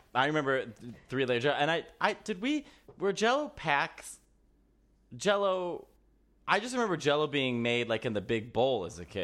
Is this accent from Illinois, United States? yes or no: yes; Chicago, Illinois, United States; growing up in Chicago